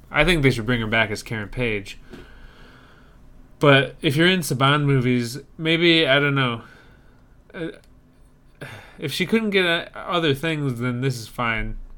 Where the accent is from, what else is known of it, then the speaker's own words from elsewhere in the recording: Ireland; I'm Irish. I'm I'm. It's baked into me to hate them.